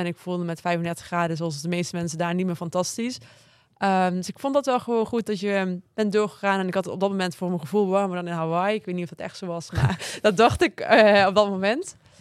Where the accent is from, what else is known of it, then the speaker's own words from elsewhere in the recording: Maastricht, Limburg, Netherlands; ik kom uit Maastricht